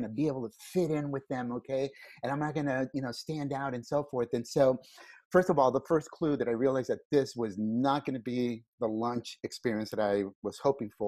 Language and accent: English; California, United States; also born or lived in Mexico; I was born here in California, and then we moved back to Mexico right after I was born, lived there until I was 5, and then we came back to California